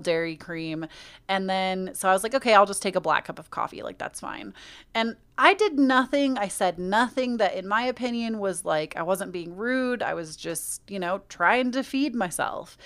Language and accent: English; United States; accent: American; my American accent